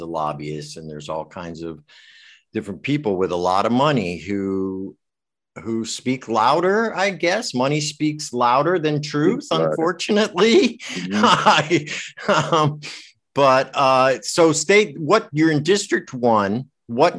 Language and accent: English; Westport, Connecticut, United States; I grew up in Westport